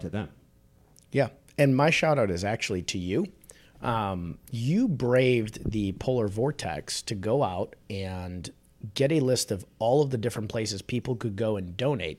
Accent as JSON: {"language": "English", "town": "Chicago", "region": "Illinois", "country": "United States", "tie": "born or raised there", "said": "I'm a born and raised in Chicago guy"}